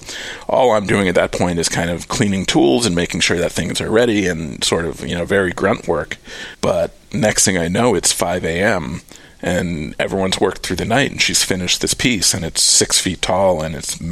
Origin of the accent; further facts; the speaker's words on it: New York, United States; moved away as an adult; also born or lived in Cape Cod, Massachusetts; now in Austin, United States; I grew up just outside of New York City